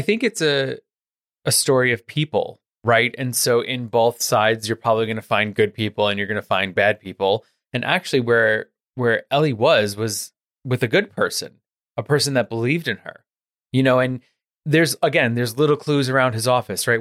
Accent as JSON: {"language": "English", "town": "New York City", "region": "New York", "country": "United States", "tie": "born or raised there", "said": "I grew up in New York. I grew up in the, in Queens"}